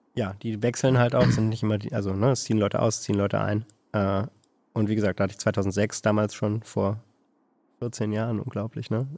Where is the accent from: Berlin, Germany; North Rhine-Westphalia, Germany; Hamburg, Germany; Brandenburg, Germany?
Berlin, Germany; moved away as an adult; now in Hanover, Germany; dann bin ich nach Hannover gezogen irgendwann aus Berlin, wo ich herkomme